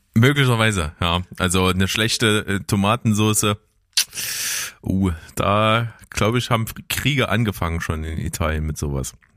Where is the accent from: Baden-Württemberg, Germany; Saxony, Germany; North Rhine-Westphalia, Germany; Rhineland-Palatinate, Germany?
Saxony, Germany; Naunhof; ich bin ja aufgewachsen in Nauenhof